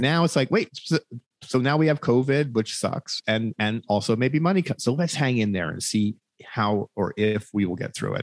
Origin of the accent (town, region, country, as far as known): United States